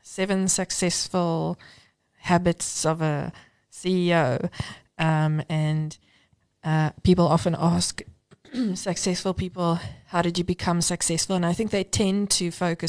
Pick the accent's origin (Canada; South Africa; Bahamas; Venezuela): South Africa; Cape Town, Western Cape; moved away as an adult; now in Johannesburg, South Africa; I grew up in Cape Town and moved to Joburg at 21 by myself for work